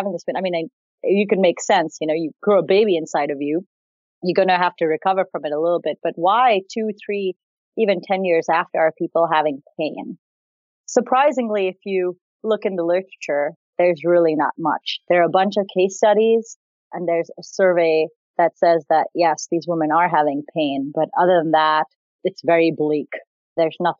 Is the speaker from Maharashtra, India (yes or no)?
yes; Mumbai, Maharashtra, India; moved away as an adult; also born or lived in Granville, Ohio; So I grew up in Bombay, India, and I got off a plane in Granville, Ohio, in 2001.